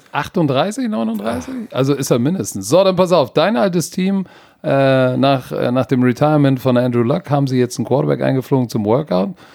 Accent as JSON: {"language": "German", "region": "Hamburg", "country": "Germany", "said": "so sind wir aus Hamburg"}